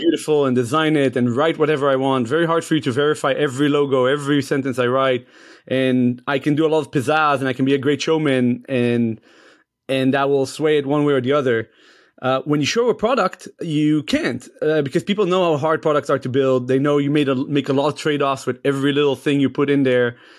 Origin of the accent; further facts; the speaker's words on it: Israel; moved away as an adult; now in United States; I moved to the States from Israel